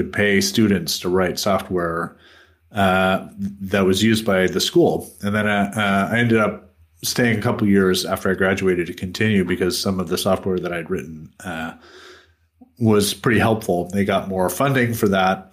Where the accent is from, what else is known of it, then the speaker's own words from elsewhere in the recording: United States; moved away; I grew up in the United States